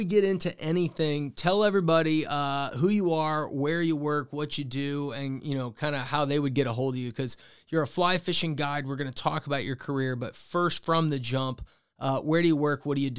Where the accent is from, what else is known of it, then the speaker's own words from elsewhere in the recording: St. Louis, Missouri, United States; We're from St. Louis